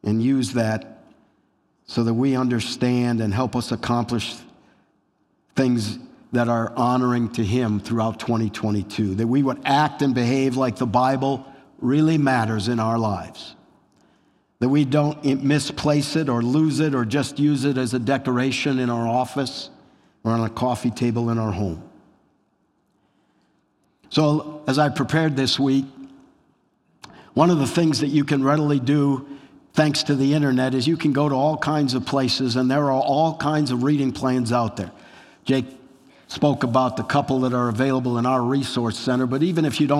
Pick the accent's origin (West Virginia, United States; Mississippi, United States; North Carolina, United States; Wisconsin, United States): Wisconsin, United States; I grew up in Wisconsin